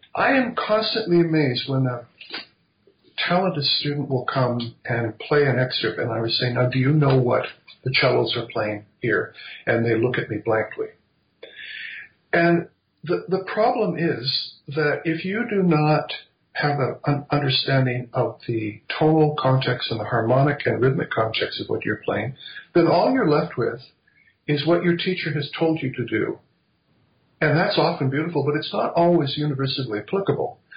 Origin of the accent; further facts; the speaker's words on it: Vancouver, British Columbia, Canada; moved away as an adult; now in Ottawa, Canada; grew up in primarily in, on the West Coast in Vancouver, BC.